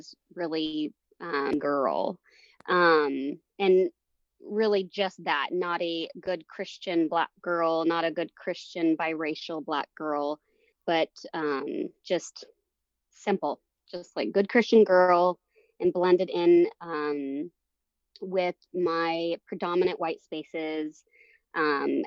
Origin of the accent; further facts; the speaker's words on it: Longview, Washington, United States; moved away as an adult; also born or lived in Portland, Oregon / Chicago; I was born in Portland, Oregon, and moved my brother and I up to Longview, Kelso, Washington area